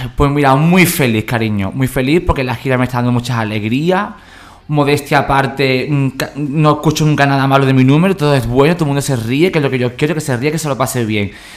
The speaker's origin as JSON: {"language": "Spanish", "town": "San Fernando", "region": "Andalusia", "country": "Spain", "said": "de San Fernando, de donde soy yo"}